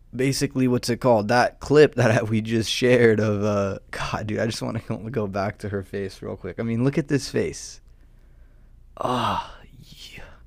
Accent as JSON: {"language": "English", "region": "Southern California", "country": "United States", "said": "I'm a degenerate from Southern California, um, with a mullet"}